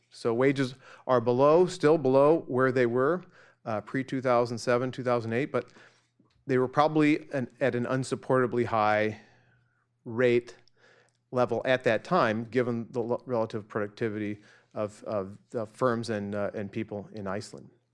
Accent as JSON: {"language": "English", "region": "Central Illinois", "country": "United States", "tie": "born or raised there", "moved": "yes"}